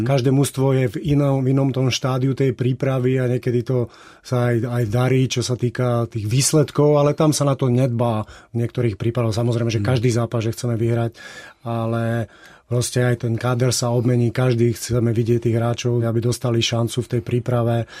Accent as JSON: {"language": "Slovak", "area": "Kysuce", "region": "Žilina Region", "country": "Slovakia", "tie": "born or raised there", "also_born_or_lived": "Košice", "said": "som sa tam síce narodil, ale dá sa povedať, že som vyrastal na Kisuciach, Otec je Žilinčan"}